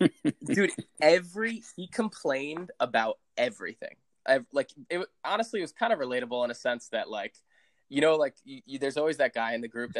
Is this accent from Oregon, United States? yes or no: no; Candlewood Lake, Connecticut, United States; moved away; growing up, I've always done like the fourth, on the lake